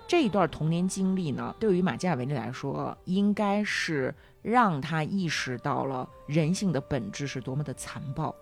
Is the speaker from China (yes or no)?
yes; China; 我们中国人